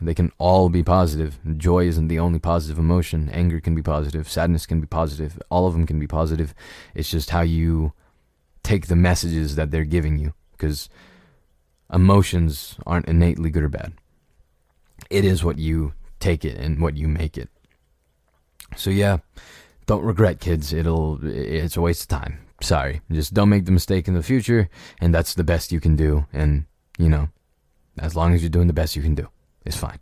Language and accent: English; United States; I was born in America, so I guess this is my mother country